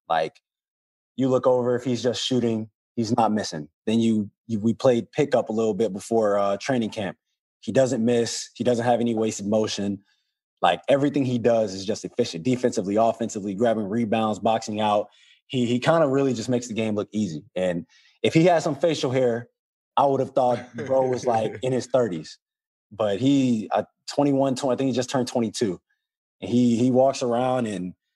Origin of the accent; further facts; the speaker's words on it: New Orleans, Louisiana, United States; I'm from New Orleans